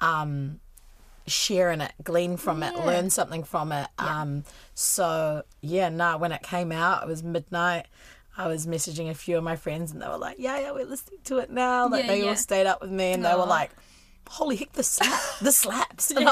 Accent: Waikato, New Zealand; I'm from the Waikato, and Raglan is where me and my family used to holiday

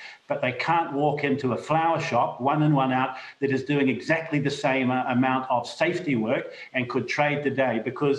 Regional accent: Rotorua, Bay of Plenty, New Zealand; my hometown of Rotorua

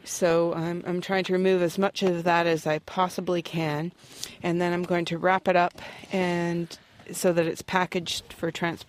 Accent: Pembroke, Ontario, Canada; I'm from Pembroke, Ontario, Canada.

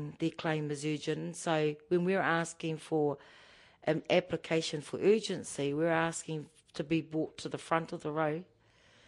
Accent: Tolaga Bay, Gisborne, New Zealand; I'm from Ngāti Porou, Tolaga Bay, Tukumaru Bay

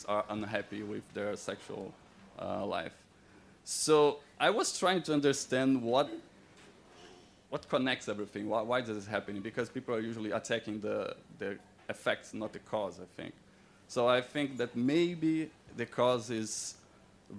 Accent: Brazil; now in New Zealand; I was born and raised in Brazil

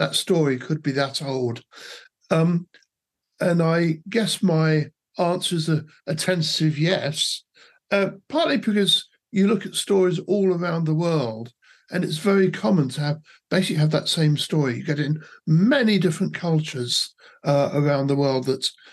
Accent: England, United Kingdom; now in Australia; I grew up in England, as you can probably tell from my accents, although I've spent most of my life in Australia, in fact.

